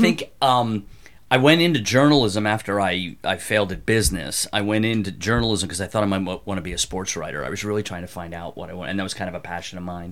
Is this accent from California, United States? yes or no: no; outside Philadelphia, Pennsylvania, United States; moved away; also born or lived in Evanston, Illinois / New York; I grew up outside Philadelphia